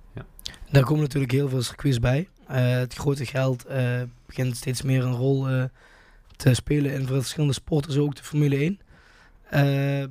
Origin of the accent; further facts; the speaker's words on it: Valkenburg, Limburg, Netherlands; accent: Limburg; uit Valkenburg, hè? vlak bij de Koberg